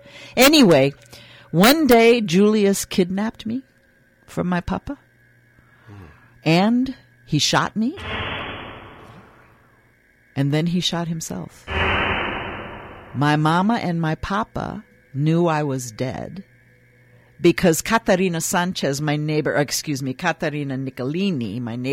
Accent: Switzerland; born there; English is a second language; But my family is Swiss Italian, and we have been living. I was born in Switzerland, actually. But you can speak to me in many different languages. I speak several.

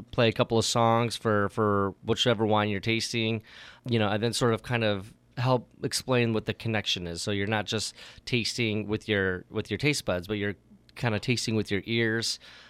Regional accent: Vacaville, California, United States; moved away as an adult; also born or lived in Oregon / Sacramento area / Sonoma; now in Napa, United States; You know, I grew up in Vacaville.

